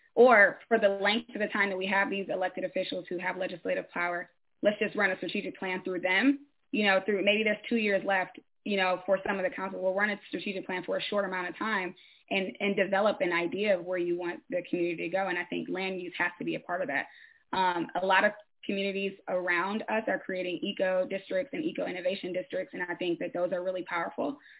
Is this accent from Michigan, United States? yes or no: yes; Detroit, Michigan, United States; now in Bellevue, United States; I'm from Michigan, from Detroit actually. Um, um, but currently I live in Bellevue, Pennsylvania